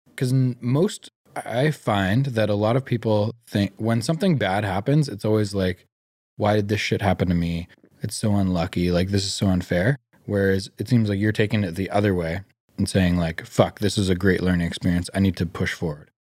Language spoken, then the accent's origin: English; Vancouver, British Columbia, Canada; growing up in Greater Vancouver, we're very, very privileged